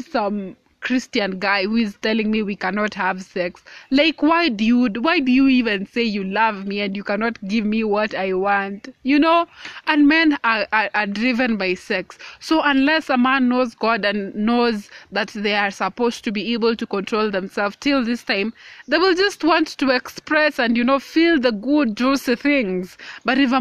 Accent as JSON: {"language": "English", "country": "Kenya", "said": "I am a woman of color. I am 20 years old and I am Kenyan."}